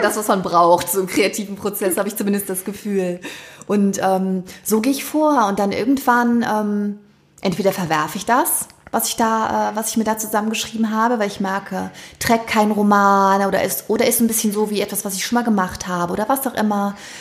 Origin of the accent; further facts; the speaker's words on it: Wiehl, North Rhine-Westphalia, Germany; also born or lived in Thuringia; bin ich in meinem Heimatort in Wiel hier im Oberbergischen